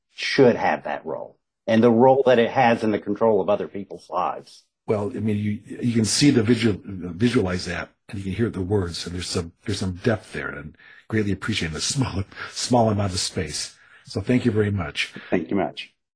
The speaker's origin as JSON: {"language": "English", "area": "Southern West Virginia", "region": "Eastern Kentucky", "country": "United States", "tie": "born or raised there"}